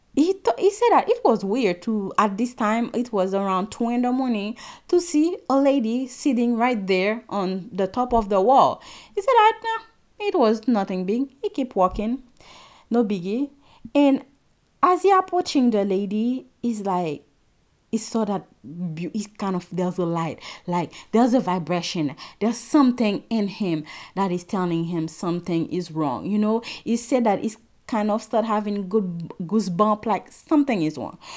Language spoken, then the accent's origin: English; Haiti; now in United States; I'm Haitian, And something I get very often here in the state is when I tell somebody that I'm from Haiti